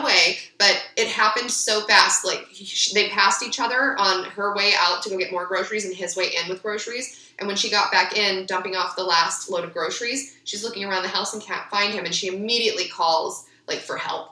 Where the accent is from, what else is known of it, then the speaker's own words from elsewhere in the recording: Ventura, California, United States; I grew up in Ventura